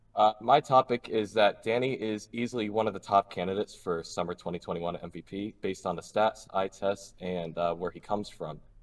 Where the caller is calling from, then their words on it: Cranston, Rhode Island, United States; I'm calling from Cranston, Rhode Island